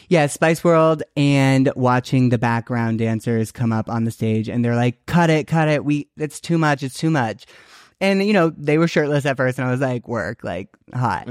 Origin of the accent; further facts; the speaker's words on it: Naperville, Illinois, United States; I grew up in Naperville, Illinois